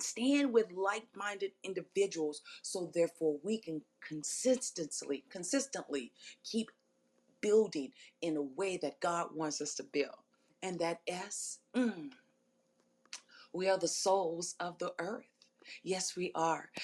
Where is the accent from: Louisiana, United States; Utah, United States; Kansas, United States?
Louisiana, United States; New Orleans; so I'm so in love with my city, so in love with my hometown